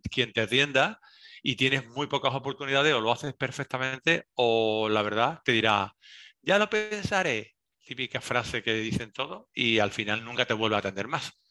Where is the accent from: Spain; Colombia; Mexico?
Spain; Seville, Andalusia; accent: Andalusian; cuando voy fuera me notan que soy andaluz, eh, a veces no saben dónde, pero cuando estoy en Sevilla me dicen que si no soy sevillano porque no tengo un acento s